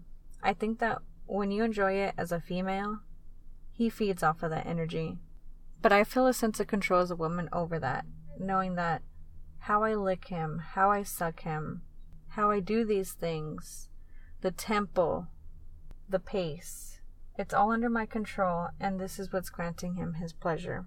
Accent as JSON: {"language": "English", "town": "Tucson", "region": "Arizona", "country": "United States", "tie": "born or raised there", "said": "here in Tucson, my hometown"}